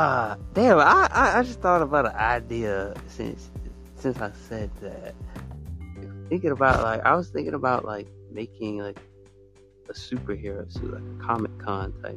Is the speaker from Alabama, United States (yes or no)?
yes; Alabama, United States; I'm from Alabama